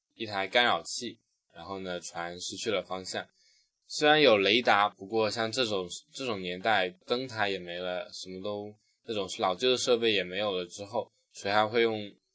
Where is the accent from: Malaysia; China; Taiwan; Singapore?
China; 我们中国人